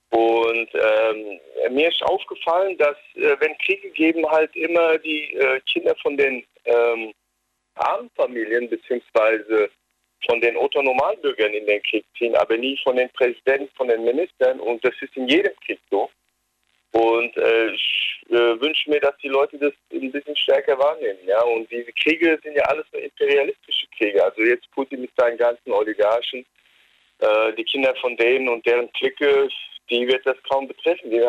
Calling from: Frankfurt, Hesse, Germany; ich komme aus Bornheim, das ist in Frankfurt am Main.

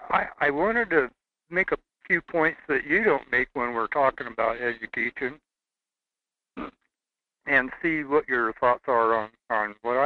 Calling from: Seward, Alaska, United States; I'm calling you from Seward.

